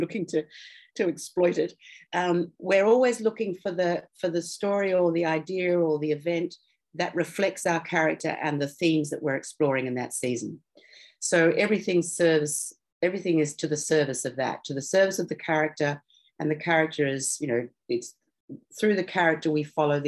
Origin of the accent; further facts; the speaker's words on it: Australia; Tony and I are obviously Australian